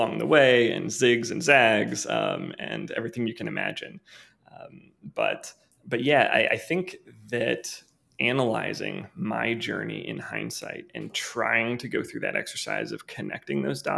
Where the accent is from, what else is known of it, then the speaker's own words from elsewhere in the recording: Missouri, United States; also born or lived in Kansas City, Missouri; I'm from the Midwest originally. I was born and raised in Missouri, born in Kansas City, and then moved to a small town after that where I lived up through my college years.